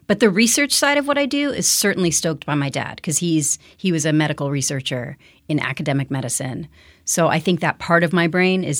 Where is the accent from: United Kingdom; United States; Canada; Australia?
United States; Denver, Colorado; born there; Where am I from? I am technically from Denver, Colorado. You probably did not know that.